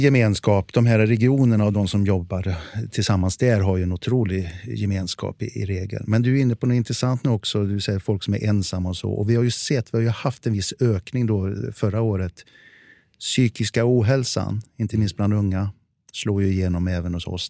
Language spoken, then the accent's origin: Swedish; Värmland, Sweden; accent: Värmland dialect; moved away; also born or lived in Stockholm; jag är ju värmlänning från början